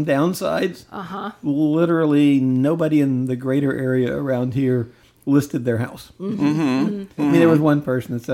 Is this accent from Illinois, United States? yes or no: yes; Southern Illinois, United States; It was Southern Illinois. We actually had something weird because it's a small town in Southern Illinois